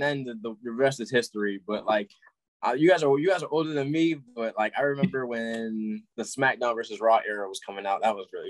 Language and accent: English; Springfield, Massachusetts, United States; moved away; I grew up in Springfield, Massachusetts for part of my life, man. I was born there.